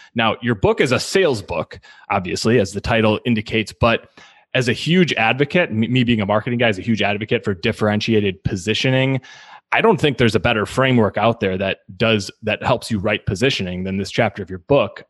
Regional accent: Milwaukee, Wisconsin, United States; moved away as an adult; now in St. Louis, United States; I've now spent half my life in in St. Louis. I grew up in in Milwaukee

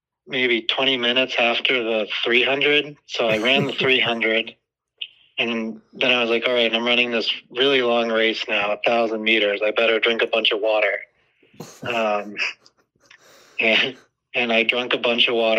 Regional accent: outside of Boston, Massachusetts, United States; I grew up outside of Boston

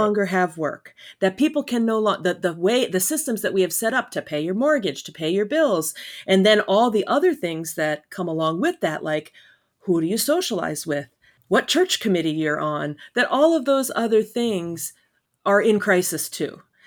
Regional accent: Elmira, New York, United States; moved away as an adult; also born or lived in Philadelphia; I grew up in Elmira

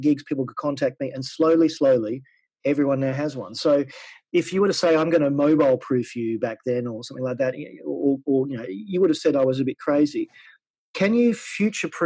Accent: Australia; moved away as an adult; I'm an Australian. I've been away from Australia for 12 years.

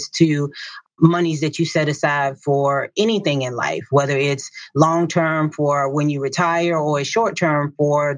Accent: Southern Virginia, United States; So, I grew up in a small town in Southern Virginia. It's called Cambridge, Virginia, and it was a farming town

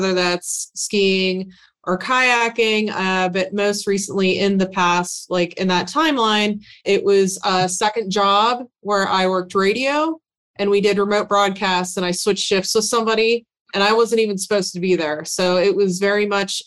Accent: Pittsburgh, Pennsylvania, United States; now in Denver, United States; I'm originally from Pittsburgh, Pennsylvania

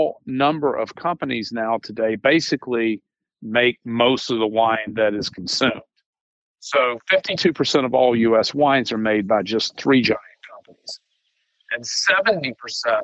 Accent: Charleston, South Carolina, United States; I was born in Charleston, South Carolina.

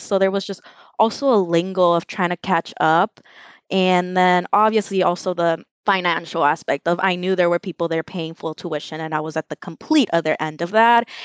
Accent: Los Angeles, California, United States; also born or lived in El Salvador; I'm from Los Angeles. I grew up in the Westlake MacArthur Park neighborhood, and I spent most of my life

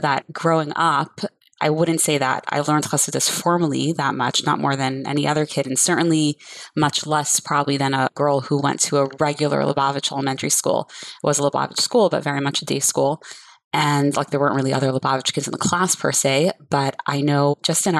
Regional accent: Coral Springs, Florida, United States; I grew up on Shluchas here in Coral Springs, Florida

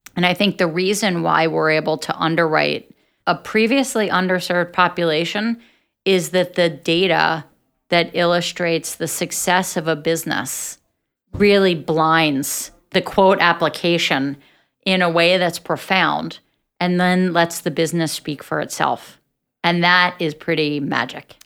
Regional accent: Atlantic City, New Jersey, United States; I'm from Atlantic City, and I grew up in a very entrepreneurial environment

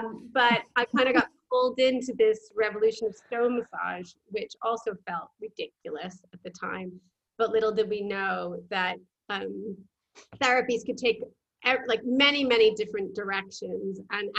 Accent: New York, United States; moved away as an adult; now in Brighton, United Kingdom; my accent is not from this side of the pond. I'm a jumper. So I'm originally from New York

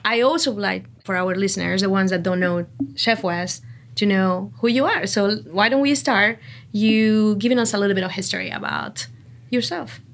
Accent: Mexico; English is a second language; now in Outer Banks, United States; I'm from Mexico, and, but Actually, I almost spend most of my life here in the Outer Banks

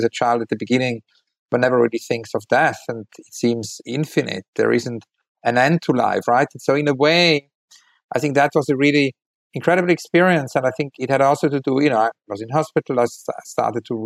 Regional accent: Weinfelden, Thurgau, Switzerland; also born or lived in Zurich, Switzerland; I was born in a hospital in Zurich, but I grew up in Weinfelden.

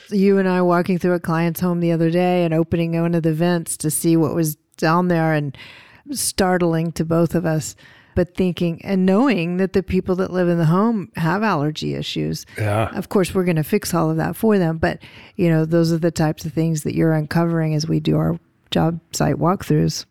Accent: the South, United States; I'm from the South and we have rich histories there

